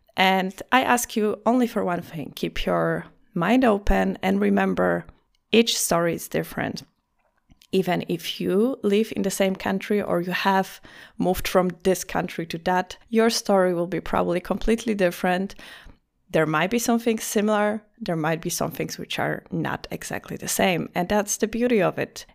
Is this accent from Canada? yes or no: no; Poland; English is a second language; moved away as an adult; also born or lived in Greece / Lisbon, Portugal; now in Vienna, Austria; I was born in Greece. I have a French surname. I lived most of my life in Poland.